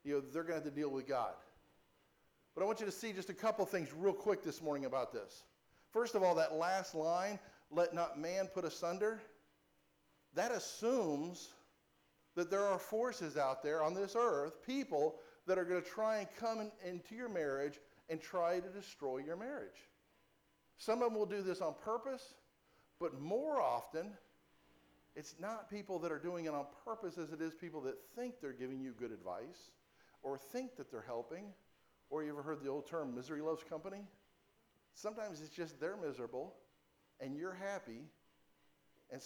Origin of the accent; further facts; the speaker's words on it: Florida, United States; I grew up here in Florida.